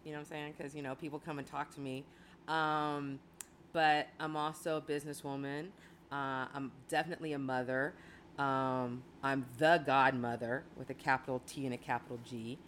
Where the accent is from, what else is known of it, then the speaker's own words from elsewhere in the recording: Chicago, Illinois, United States; I was born in Chicago